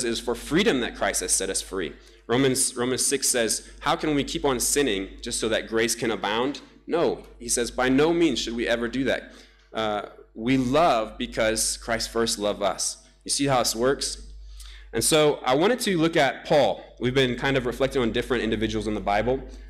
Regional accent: Namibia; moved away; my home country, Namibia, whom I love so much

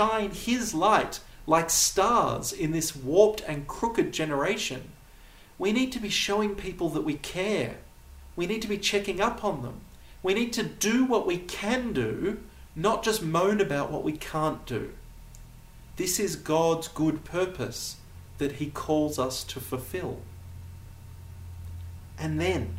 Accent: United States; accent: American; now in Namibia; my American accent

